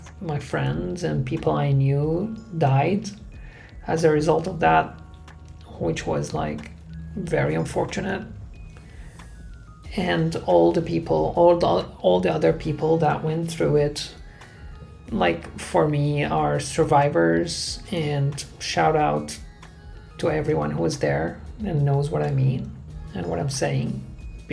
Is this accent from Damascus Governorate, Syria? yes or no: no; Aleppo, Aleppo Governorate, Syria; moved away as an adult; I was born and raised in Syria. I spent there my whole childhood, teenage years, and early adulthood.